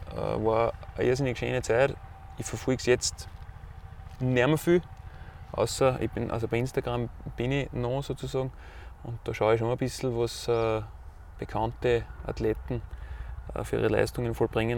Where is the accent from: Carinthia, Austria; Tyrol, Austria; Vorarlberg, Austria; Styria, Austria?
Styria, Austria; Weißenbach; Kurfstein, wie wir da sagen, bei uns in Weißenbach bei Haus